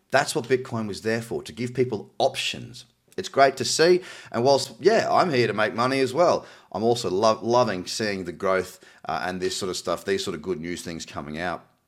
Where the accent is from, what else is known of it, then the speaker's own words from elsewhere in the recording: Australia; my home country of Australia